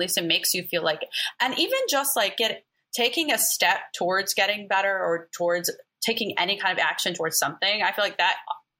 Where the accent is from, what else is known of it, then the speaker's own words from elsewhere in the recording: Palestine; also born or lived in Alabama, United States; I'm Palestinian. I was born in Alabama, then moved to Palestine when I was 6 months, till I was like 4 or 5, and moved back to back to Alabama. So I grew up kind of back and forth.